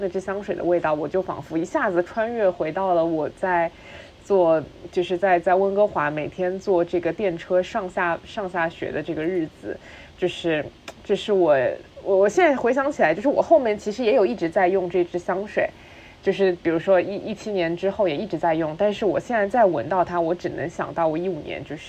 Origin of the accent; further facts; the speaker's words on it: Shanghai, China; 因为上海小的时候好像也不怎么开空调，所以你你就是降温的一个两个方法，一个就是吃西瓜，一个就是喷花露水。